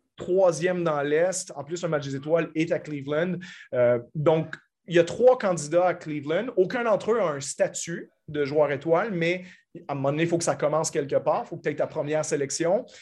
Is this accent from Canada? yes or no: yes; Canada; en tant que Canadien moi-même